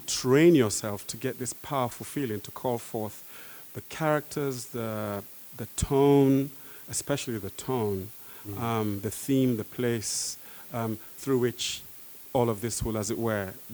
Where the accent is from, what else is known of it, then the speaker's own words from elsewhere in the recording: London, United Kingdom; I'm a Londoner.